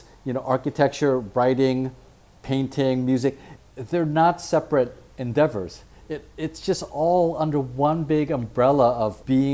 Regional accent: San Francisco, California, United States; I grew up in San Francisco

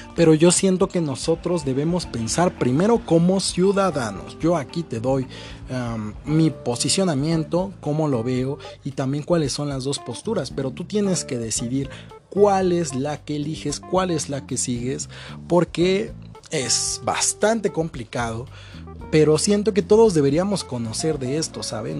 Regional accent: northern Mexico, Mexico; Yo soy norteño

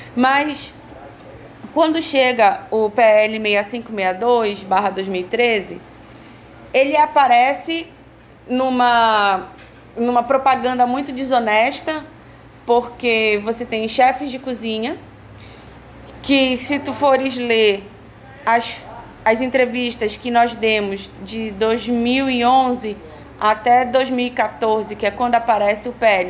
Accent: Marajó, Pará, Brazil; venho do extremo norte do país, do povo originário Aruan Marajoara

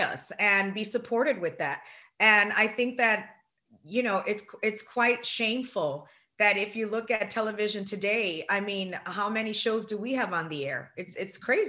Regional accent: Puerto Rico; I'm Puerto Rican

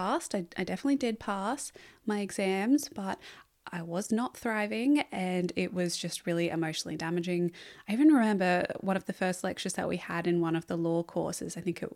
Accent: Margaret River, Western Australia, Australia; So I was born around the Northern Rivers area and then moved to Margaret River in Western Australia. And this is probably where I have my first memories of really connecting to nature.

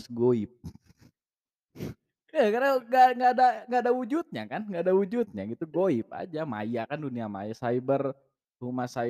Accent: West Java, Indonesia; sebenarnya gue bukan orang Bandung sih ya gue orang kabupaten kabupaten ya mungkin udah deket-deket lah daerah Kopo lah ya

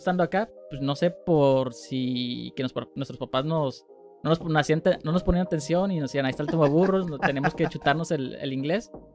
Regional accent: Mexico; Y yo como mexicano, que me encanta ser mexicano

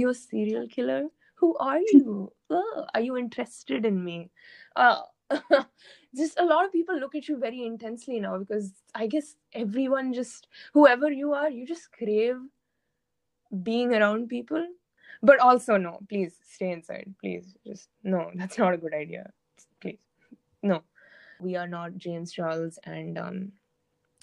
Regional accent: Oman; also born or lived in India; Oman, where I have lived my entire life

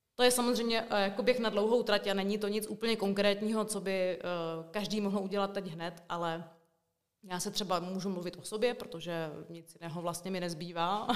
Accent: Brno, South Moravian Region, Czechia; moved away as an adult; also born or lived in Suché Vrbné, České Budějovice; now in České Budějovice, Czechia; já původně pocházím teda z Brna

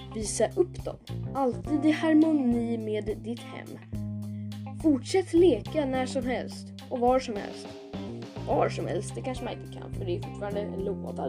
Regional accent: Sweden; vi som är svenskar

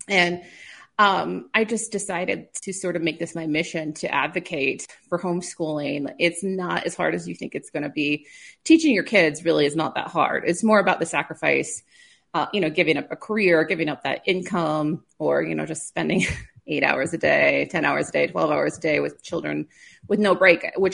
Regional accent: Clark, South Dakota, United States; I grew up in South Dakota on a farm by Clark, so not too far from where you are

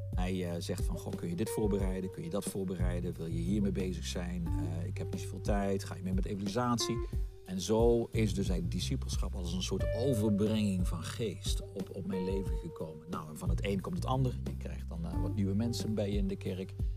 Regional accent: Meijel, Limburg, Netherlands; also born or lived in Roermond; op jonge leeftijd samen met mijn ouders natuurlijk verhuisd naar, eh, naar het dorpje Meijl. En dat is ook een klein dorpje, ongeveer 4000, 5000 inwoners. En daar heb ik mijn jeugd gehad

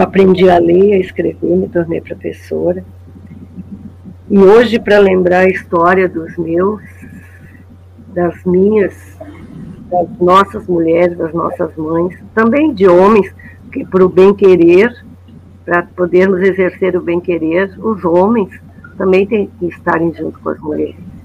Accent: Brazil; quando viemos para a Cidade Baixa, quando aqui, eu nasci aqui, na Santa Casa

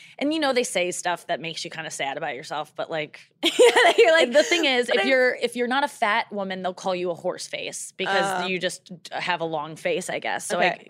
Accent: St. Louis, Missouri, United States; And we're both from St. Louis.

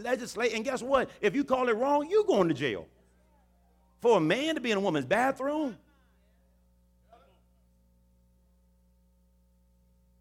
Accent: Houston, Texas, United States; in Texas and Houston, particularly my hometown city

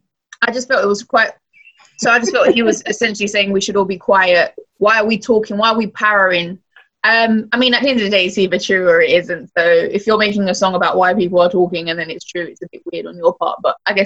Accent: Nigeria; as a Nigerian, we like to party.

